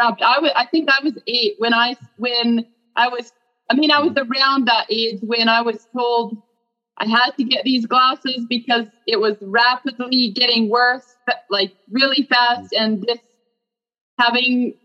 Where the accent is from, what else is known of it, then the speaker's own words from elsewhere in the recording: Calgary, Alberta, Canada; now in Colorado, United States; I was born in Calgary, Alberta.